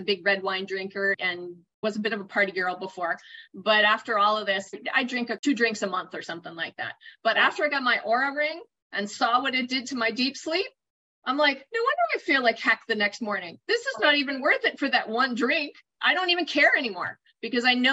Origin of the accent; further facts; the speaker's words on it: Boston, Massachusetts, United States; moved away as an adult; also born or lived in New Jersey; So I grew up in the East Coast. I grew up in Boston.